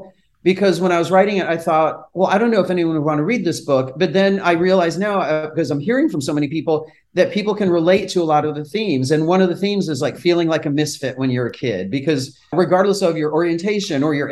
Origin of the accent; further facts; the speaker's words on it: Brockport, New York, United States; now in New York City, United States; Rochester, New York, which is my hometown area in Brockport, New York